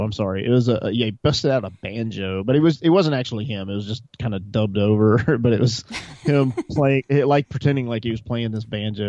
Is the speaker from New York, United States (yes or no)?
no; Montgomery, Alabama, United States; also born or lived in Texas / Tennessee / North Carolina / New England; I originally grew up in Montgomery, Alabama.